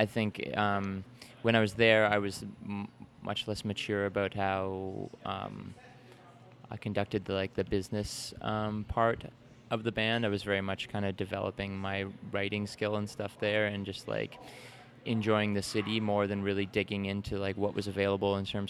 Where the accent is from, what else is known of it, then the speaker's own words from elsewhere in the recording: Mount Brydges, Ontario, Canada; also born or lived in Saskatchewan / Vancouver / London, Ontario; now in Toronto, Canada; I was born in Saskatchewan, grew up like just outside of London in a small town called Mount Bridges, where my parents live.